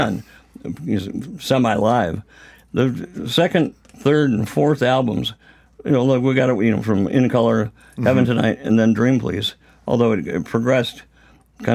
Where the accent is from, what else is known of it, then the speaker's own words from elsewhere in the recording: Rockford, Illinois, United States; from Rockford, Illinois